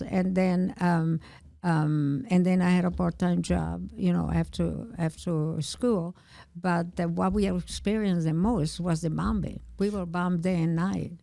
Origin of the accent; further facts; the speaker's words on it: Milan, Lombardy, Italy; English is a second language; moved away as an adult; also born or lived in New York / Illinois; now in United States; I was born in Milano, and I lived there until I left when I was nineteen